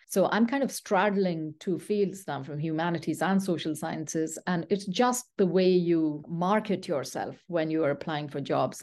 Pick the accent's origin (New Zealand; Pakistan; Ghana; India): Pakistan; first language Pashto; English is a second language; moved away as an adult; also born or lived in Saudi Arabia / London, United Kingdom; now in Canada; I'm a Pathan, so Pashto is my mother tongue.